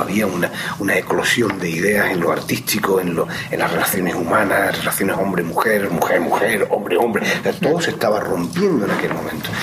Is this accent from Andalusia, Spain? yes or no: yes; Málaga, Andalusia, Spain; moved away; nacimos en Málaga